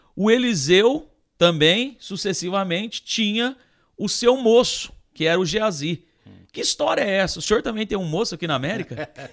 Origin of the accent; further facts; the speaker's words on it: Poços de Caldas, Minas Gerais, Brazil; a minha família é de Pouso Alegre. Eu sou de Posse de Caldas.